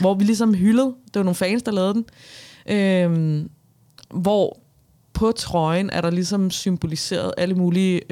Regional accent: Albertslund, Capital Region of Denmark, Denmark; jeg var fra Albertslund

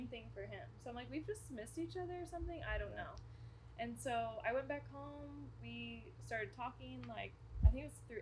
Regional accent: Arkansas, United States; accent: southern twang; moved away as an adult; now in San Diego, United States; I'm actually from Arkansas

